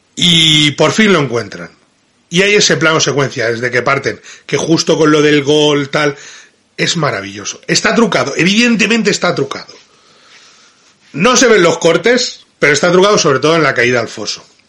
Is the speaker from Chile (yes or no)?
no; Madrid, Community of Madrid, Spain; no es lo mismo como hablo yo, que soy de Madrid